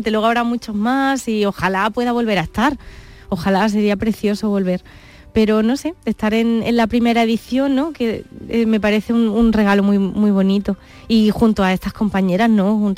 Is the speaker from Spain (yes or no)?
yes; Córdoba, Andalusia, Spain; Además que me siento andaluza y cuánta gente no me habrá dicho, es que eh, se nota que eres andaluza por